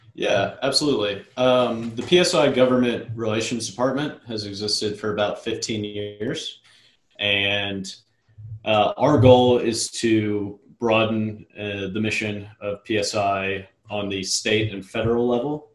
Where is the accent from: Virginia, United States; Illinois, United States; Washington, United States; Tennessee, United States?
Virginia, United States; Richmond; moved away as an adult; also born or lived in Charlotte, North Carolina; I'm from Richmond uh, originally, and I was living in North Carolina